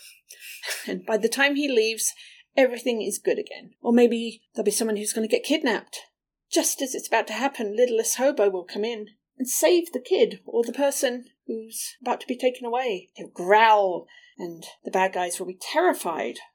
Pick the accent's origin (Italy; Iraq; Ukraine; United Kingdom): United Kingdom; England; moved away; These were shows that I watched when I was growing up in England